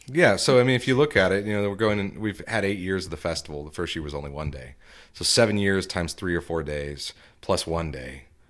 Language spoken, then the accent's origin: English; Tulsa, Oklahoma, United States; now in Fayetteville, United States; I'm from Tulsa